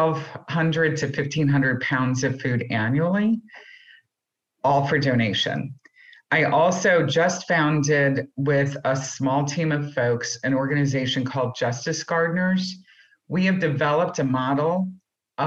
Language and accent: English; St. Louis, Missouri, United States; I grew up in St. Louis, Missouri.